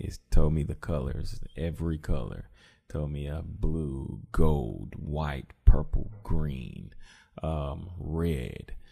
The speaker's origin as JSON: {"language": "English", "town": "Columbia", "country": "United States", "tie": "born or raised there", "moved": "yes", "said": "I went to my hometown, back to Columbia"}